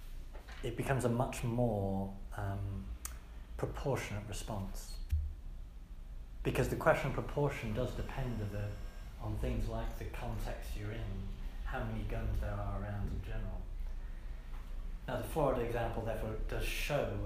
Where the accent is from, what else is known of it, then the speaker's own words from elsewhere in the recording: England, United Kingdom; also born or lived in United States; as an English priest